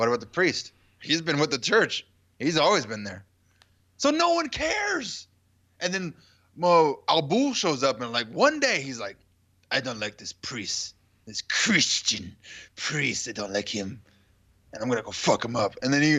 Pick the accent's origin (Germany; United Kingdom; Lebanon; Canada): Canada; I'm from Canada.